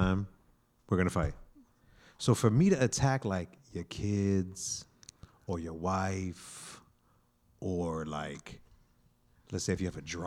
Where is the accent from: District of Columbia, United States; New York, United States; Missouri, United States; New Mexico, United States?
New York, United States; New York City; moved away; I'm from New York. I grew up in New York. I grew up in the streets